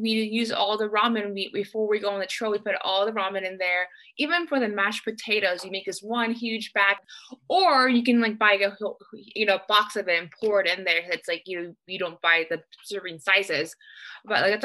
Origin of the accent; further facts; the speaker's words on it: Texas, United States; I'm from Texas.